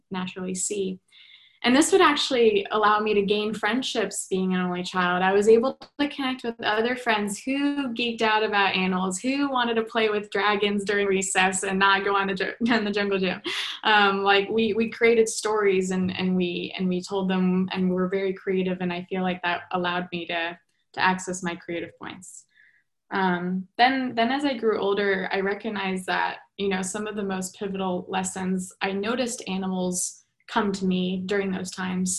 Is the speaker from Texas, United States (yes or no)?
no; New York, United States; Growing up in New York